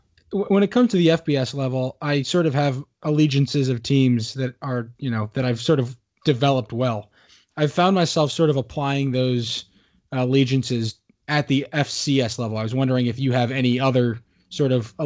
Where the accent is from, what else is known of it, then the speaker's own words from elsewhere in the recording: New Jersey, United States; my home state of New Jersey